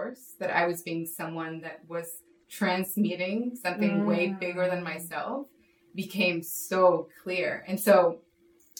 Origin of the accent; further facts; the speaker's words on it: Mexico; moved away; I grew up in Mexico where it's very Catholic